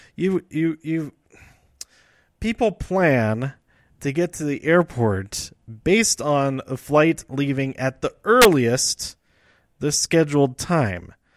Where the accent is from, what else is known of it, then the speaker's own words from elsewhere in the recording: Denver, Colorado, United States; I lived here all my life